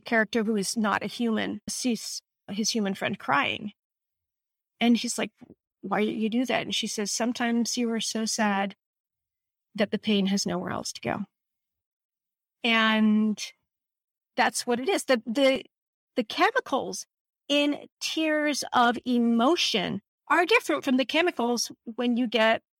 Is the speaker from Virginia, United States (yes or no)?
yes; Northern Virginia, United States; now in California, United States; I'm from Northern Virginia and I'm in California